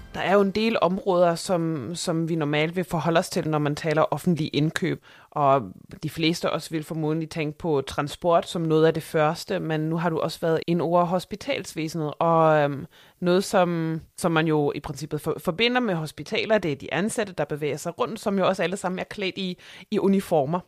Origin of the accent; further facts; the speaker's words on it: Germany; Danish is a second language; moved away; mig som tysker